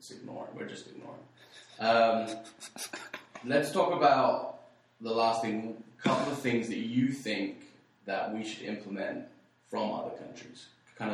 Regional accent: West Wickham, London, United Kingdom; moved away; My hometown? Oh, my gosh. Like 400,000

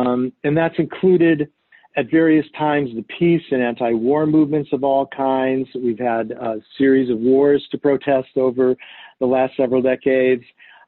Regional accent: Cleveland, Ohio, United States; moved away as an adult; also born or lived in Madison, Wisconsin; I grew up in Cleveland, Ohio, and in a kind of sheltered existence. I came from a very loving family.

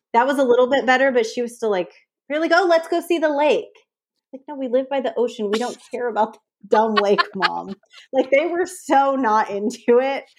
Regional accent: San Francisco Bay Area, California, United States; moved away as an adult; now in San Diego, United States; I'm from the San Francisco Bay Area

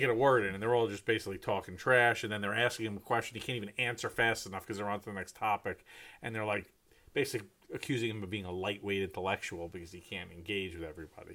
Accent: New York City area, United States; moved away; also born or lived in Manhattan, New York; having lived in, in Manhattan, growing up outside of Manhattan

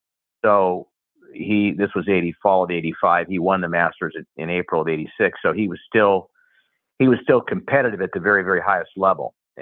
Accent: Portland, Oregon, United States; I'm from Portland, Oregon, is where I grew up, and went to school at the University of Oregon.

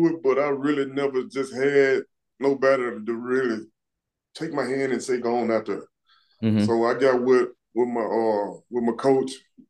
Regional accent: Memphis, Tennessee, United States; moved away as an adult; now in Nashville, United States; I grew up in Memphis.

